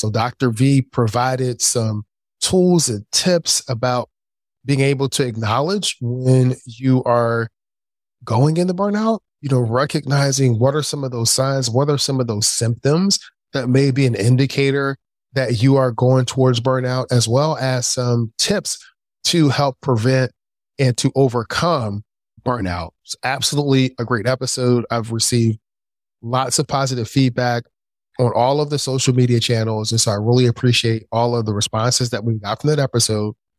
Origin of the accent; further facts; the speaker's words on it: Philadelphia, Pennsylvania, United States; I grew up in Philadelphia. the inner city of Philadelphia.